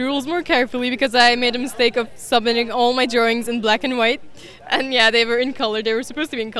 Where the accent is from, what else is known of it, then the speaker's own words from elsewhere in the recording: Turkey; I'm from Turkey, and from a small town in Turkey